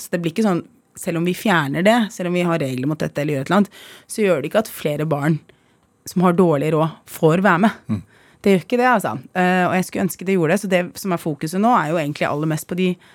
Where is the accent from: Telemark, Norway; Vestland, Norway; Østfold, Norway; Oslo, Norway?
Oslo, Norway; also born or lived in Iraq; jeg har vokst opp på Holmlia, jeg er flyktning